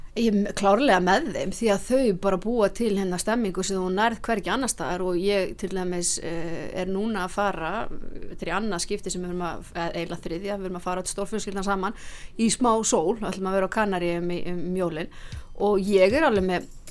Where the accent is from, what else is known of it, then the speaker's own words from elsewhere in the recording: Akureyri, Northeastern Region, Iceland; now in Reykjavík, Iceland; ég er náttúrulega frá Akureyri og þó að ég sé búin að búa lengi enna hérna í, í bænum þá fer bara Akureyringurinn ekkert úr manni